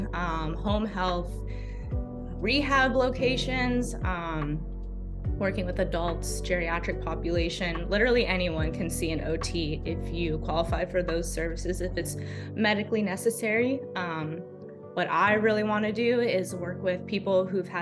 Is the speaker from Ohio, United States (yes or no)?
no; Los Angeles, California, United States; moved away as an adult; now in Maine, United States; I'm originally from Los Angeles, California